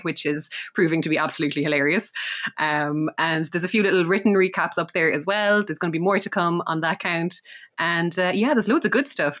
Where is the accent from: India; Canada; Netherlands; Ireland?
Ireland; being Irish